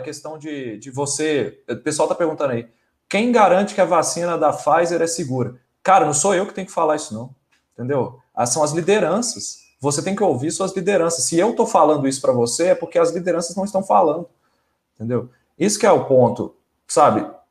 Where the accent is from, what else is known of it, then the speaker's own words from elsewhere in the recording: Brazil; a gente é brasileiro, igual qualquer um aqui